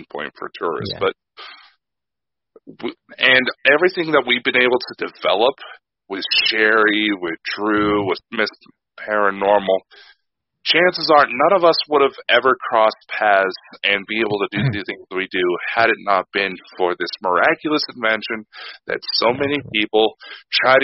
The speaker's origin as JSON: {"language": "English", "country": "United States", "said": "I'm American"}